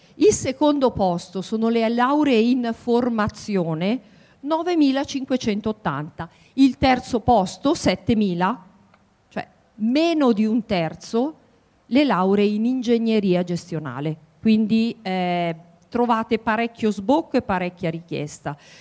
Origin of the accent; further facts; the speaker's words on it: Piedmont, Italy; moved away as an adult; also born or lived in Milan; now in Macerata, Italy; sono piemontese eh, e qui all'Università di Macerata insegno dal 1997